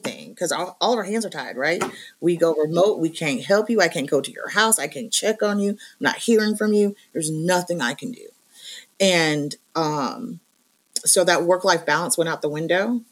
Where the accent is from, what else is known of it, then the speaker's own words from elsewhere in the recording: Maine, United States; I'm from Maine.